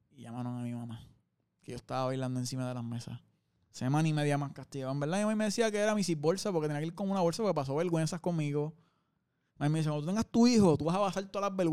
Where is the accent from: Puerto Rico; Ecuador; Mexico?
Puerto Rico; Caguas; also born or lived in Gurabo; Cagua. ¿De Cagua? Cagua. Intermedio estudié en Gurabo y después volví a Cagua. en verdad Cagua y Gurabo lo digo como si fuera lejos.